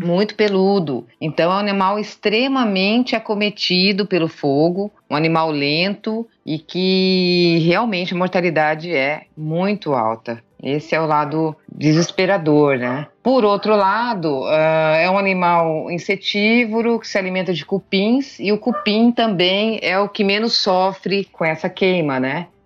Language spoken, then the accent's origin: Portuguese; Brazil; que eu sou pantaneira de coração, né? Como eu falo, criada na região